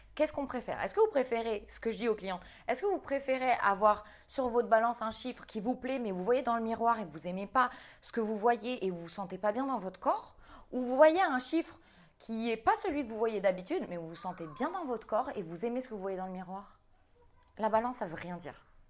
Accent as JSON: {"language": "French", "country": "New Caledonia", "tie": "born or raised there", "said": "j'ai grandi en Nouvelle-Calédonie"}